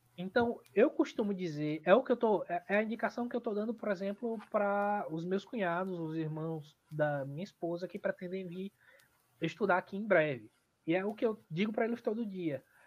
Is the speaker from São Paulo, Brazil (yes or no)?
no; Aracaju, Sergipe, Brazil; moved away as an adult; now in Adelaide, Australia; no Nordeste, em Aracaju, na cidade de onde eu sou